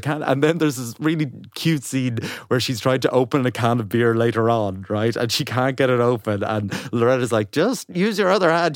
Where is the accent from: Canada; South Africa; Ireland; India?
Ireland; as an Irish person